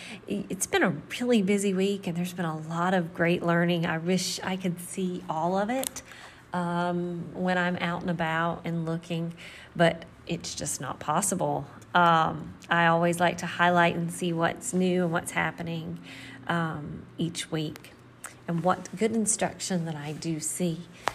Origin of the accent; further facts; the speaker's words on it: Marion, North Carolina, United States; Both of us coming from a small western North Carolina town. I'm from Marion